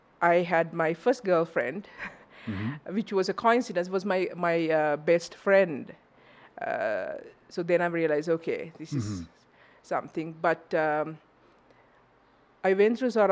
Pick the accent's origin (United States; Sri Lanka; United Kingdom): Sri Lanka; moved away as an adult; I'm originally from Sri Lanka.